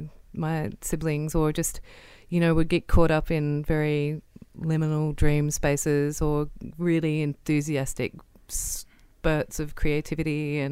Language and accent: English; Wiradjuri country, New South Wales, Australia; I was born on Wiradjuri country. My mum and dad were come from grazier families that met at uni at the University of New England. And yeah, I'm the oldest of four